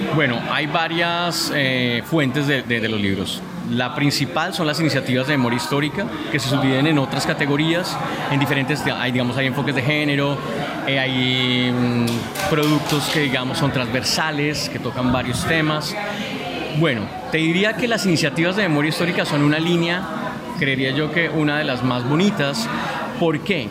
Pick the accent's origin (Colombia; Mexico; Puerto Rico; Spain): Colombia